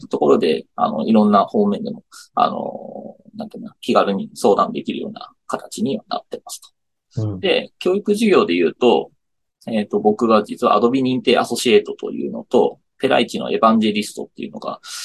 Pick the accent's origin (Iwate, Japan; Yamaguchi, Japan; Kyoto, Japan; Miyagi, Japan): Miyagi, Japan; Onagawa; moved away; 宮城県女川町というところが出身なんですよね。